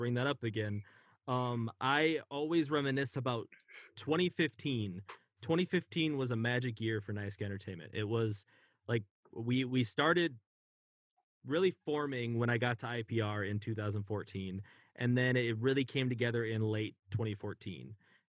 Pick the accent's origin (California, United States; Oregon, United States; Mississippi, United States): California, United States; now in Minnesota, United States; I was mad at my parents for moving me to Minnesota because we're from California. And I was always so nostalgic for California.